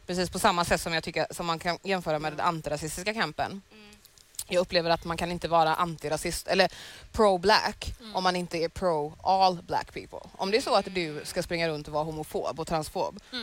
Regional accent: Sweden; jag är född i Sverige

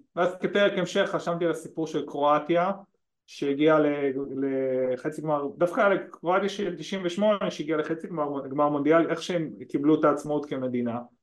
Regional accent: Ashdod, Southern District, Israel; moved away; אני מאשדוד במקור

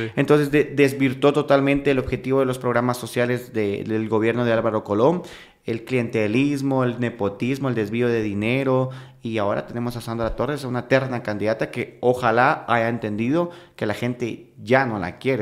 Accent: Guatemala; como guatemaltecas y como guatemaltecos

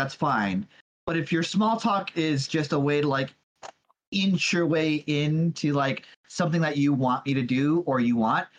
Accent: Texas, United States; I am from Texas.

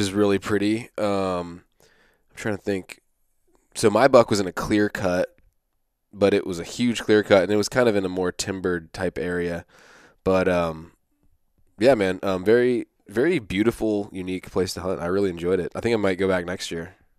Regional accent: East Coast, United States; I'm from the East Coast

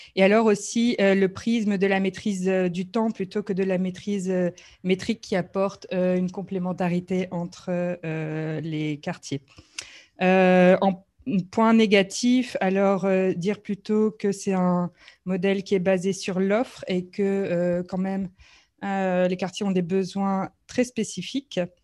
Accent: Brussels, Brussels-Capital Region, Belgium; en tant que Bruxellois

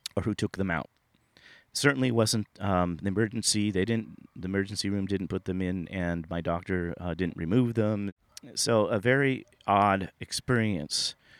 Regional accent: Sunnyvale, California, United States; I grew up in the Silicon Valley. I grew up in Sunnyvale, California.

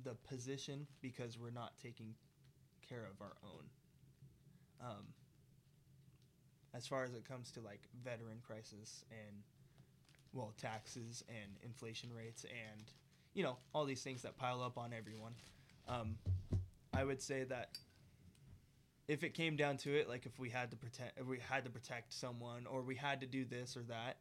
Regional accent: United States

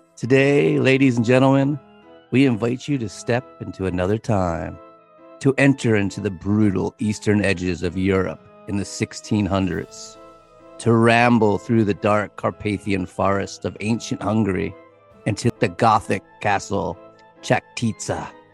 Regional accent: United States; we are American English speakers

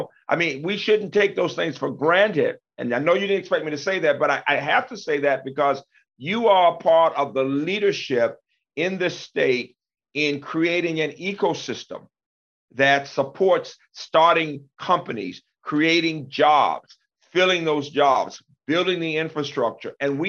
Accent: Birmingham, Alabama, United States; now in Maryland, United States; When I was growing up in Birmingham

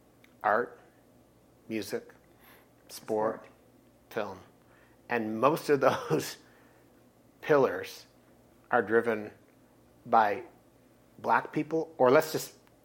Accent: Aurelia, Iowa, United States; where I grew up in Aurelia

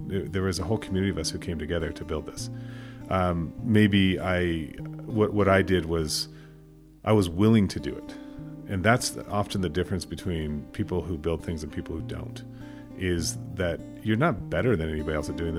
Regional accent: Sudan; also born or lived in Kenya; I don't always talk about my background with people, but I grew up in Sudan and Kenya. My parents were linguists, but missionary linguists, so they were doing a Bible translation.

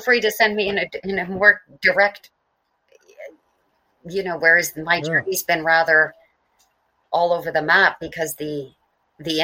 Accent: Mississauga, Ontario, Canada; I was born in Port Credit, Ontario

